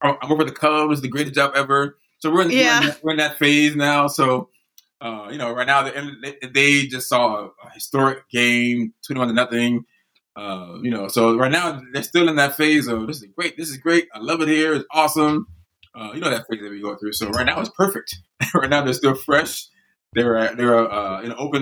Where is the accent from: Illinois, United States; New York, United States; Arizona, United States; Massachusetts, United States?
Illinois, United States; Chicago; I grew up on the West Side